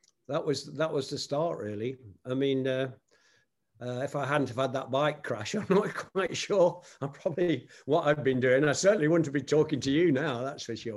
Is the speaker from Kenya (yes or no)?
no; Nottingham, East Midlands, United Kingdom; my hometown of Nottingham, England